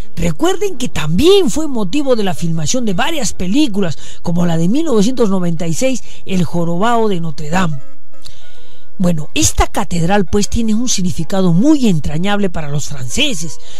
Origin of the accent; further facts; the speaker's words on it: Sachaca, Arequipa, Peru; vengo de Indesachaca